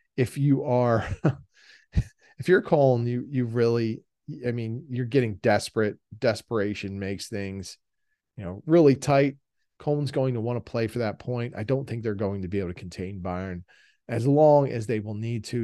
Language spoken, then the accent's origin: English; United States; us Americans